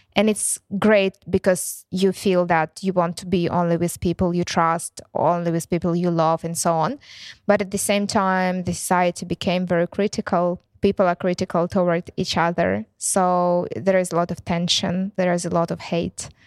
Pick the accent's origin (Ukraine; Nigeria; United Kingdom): Ukraine; English is a second language; also born or lived in Luhansk; they asked me if I'm from Ukraine. And I said, "Yes."